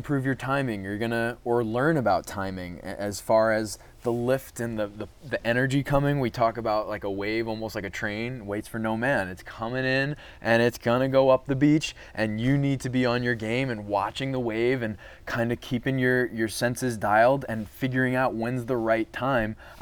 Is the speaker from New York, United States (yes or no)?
yes; Long Island, New York, United States; I grew up on Long Island